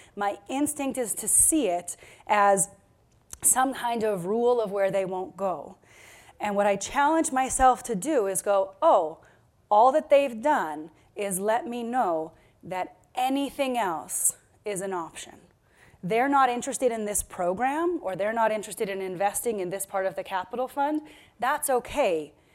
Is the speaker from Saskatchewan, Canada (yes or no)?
no; Victoria, British Columbia, Canada; I come from Victoria, BC.